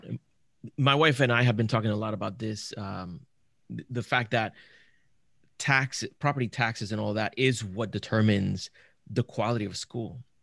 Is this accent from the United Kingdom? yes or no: no; Puerto Rico; I grew up in Puerto Rico